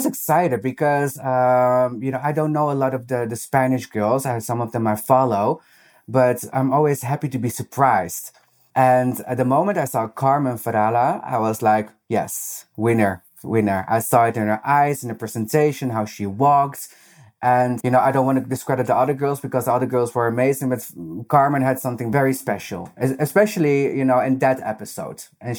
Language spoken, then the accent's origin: English; Netherlands; accent: Dutch; English is a second language; I hope they're not going to make fun of my very Dutch accent.